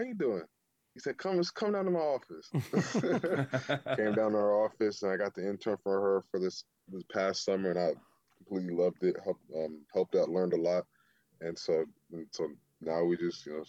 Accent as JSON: {"language": "English", "town": "Atlanta", "region": "Georgia", "country": "United States", "also_born_or_lived": "Seattle", "moved": "as an adult", "said": "I'm from Atlanta"}